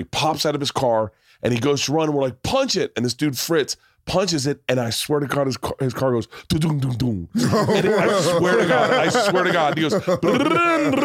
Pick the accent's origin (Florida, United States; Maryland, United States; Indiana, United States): Florida, United States; I had guns put on me all the time in Florida when I was a kid